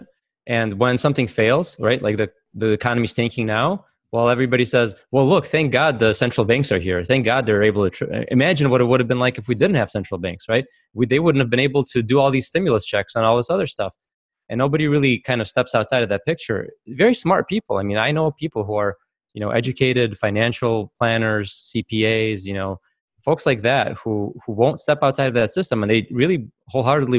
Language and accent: English; Russia; now in United States; I actually come from a communist country. I came from Soviet Russia